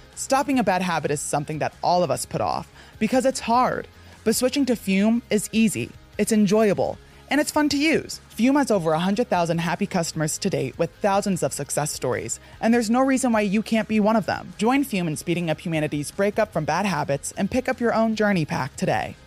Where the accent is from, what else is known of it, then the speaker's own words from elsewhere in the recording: New Jersey, United States; moved away; growing up in the North